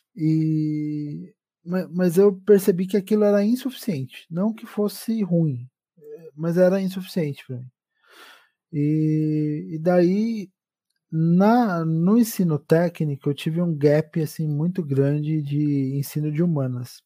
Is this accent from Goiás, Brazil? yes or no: no; Santo André, São Paulo, Brazil; Sou um homem do ABC paulista. Eu sou, sou de Santo André. Eu vivi, exceto, exceto por alguns anos, que foi quando eu fiz a minha graduação e eu, eu vivi aqui em Santo André